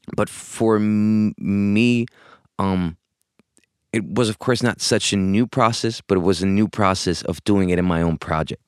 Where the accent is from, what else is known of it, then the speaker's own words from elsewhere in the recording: Spain; moved away as an adult; also born or lived in Hamburg, Germany / London, United Kingdom; I was born in Hamburg, Germany, grew up in Spain.